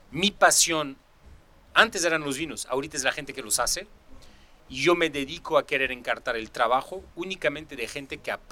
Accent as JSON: {"language": "Spanish", "country": "Mexico", "said": "yo soy mexicano, sin quiero que sea, o sea, pero pero de México país."}